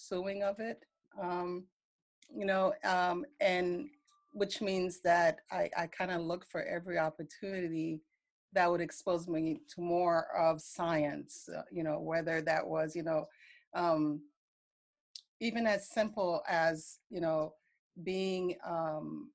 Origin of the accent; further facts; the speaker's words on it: New York City, New York, United States; I grew up in New York City. And, you know, once I moved to the U.S., my mom had settled in New York City